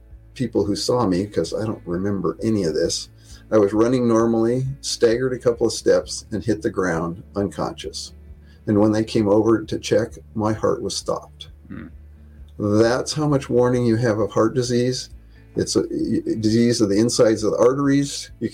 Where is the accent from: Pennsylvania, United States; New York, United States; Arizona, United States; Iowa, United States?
Iowa, United States; Independence; moved away as an adult; also born or lived in northern Minnesota / California; Northeast Iowa, Independence, Iowa, little town of 5,000